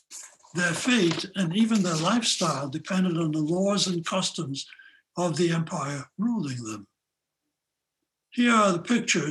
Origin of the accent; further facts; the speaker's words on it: Katowice, Silesian Voivodeship, Poland; now in United States; They settled in Katowice, which became my hometown